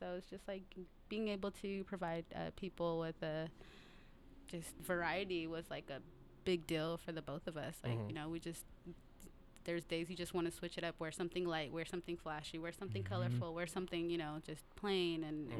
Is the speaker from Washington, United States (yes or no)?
yes; Seattle, Washington, United States; Yeah, correct? South Seattle.